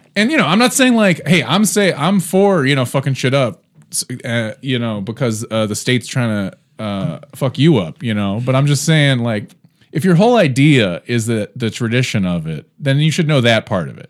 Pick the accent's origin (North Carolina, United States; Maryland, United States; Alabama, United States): Maryland, United States; Baltimore; also born or lived in Oakland, California; now in Cleveland, United States; I'm from Baltimore